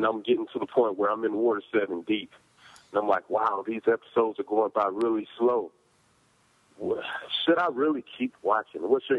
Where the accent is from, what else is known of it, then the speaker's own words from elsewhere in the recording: Georgia, United States; I'm from Georgia.